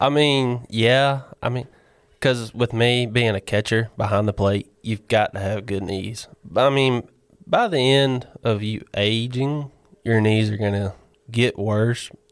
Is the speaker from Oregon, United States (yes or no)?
no; Barnesville, Georgia, United States; originally from Barnesville, Georgia